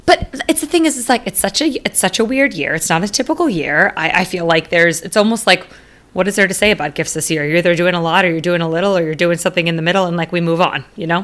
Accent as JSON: {"language": "English", "region": "Arizona", "country": "United States", "tie": "born or raised there", "said": "my roots growing up in Arizona"}